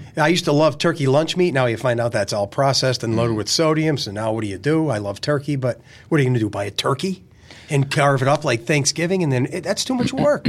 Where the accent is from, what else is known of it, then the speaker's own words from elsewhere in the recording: Lackawanna County, Pennsylvania, United States; growing up in Lackawanna County.